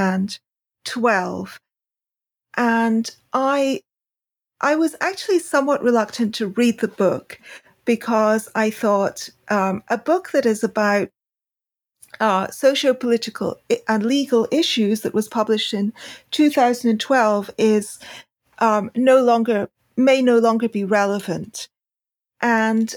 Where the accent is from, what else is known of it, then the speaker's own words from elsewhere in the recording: United Kingdom; I'm British